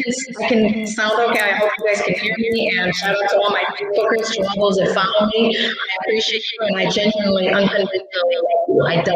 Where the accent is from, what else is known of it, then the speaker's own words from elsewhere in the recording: Mexico; born there; some people don't know I'm Hispanic, and I was born in Mexico.